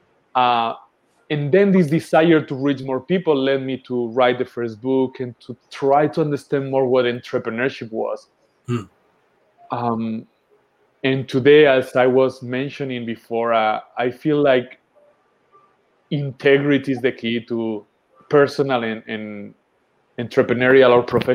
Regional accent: southern Spain, Spain; I'm growing up in a hippie community in the south of Spain. That's where I was born in Spain.

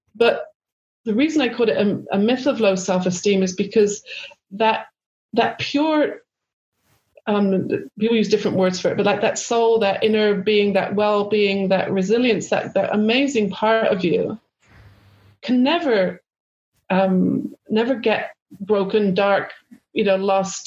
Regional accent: United Kingdom; moved away as an adult; also born or lived in Los Angeles, California; being British

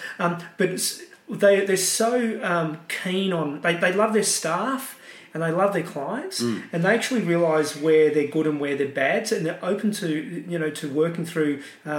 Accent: Australia; You know, and I don't like to say it, I'm Australian, but you've got to do deals.

